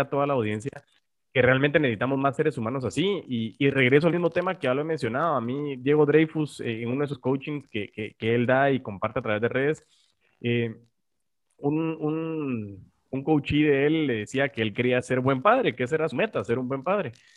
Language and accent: Spanish; Guatemala; como guatemaltecos